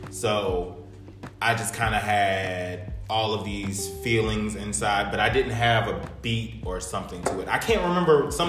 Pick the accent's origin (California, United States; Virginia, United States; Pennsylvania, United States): Virginia, United States; New Kent; New Kent, my hometown.